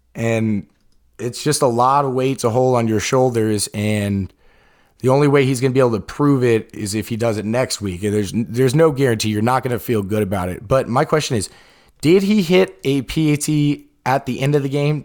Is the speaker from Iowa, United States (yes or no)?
no; Atlanta, Georgia, United States; The Falcons, we're from Atlanta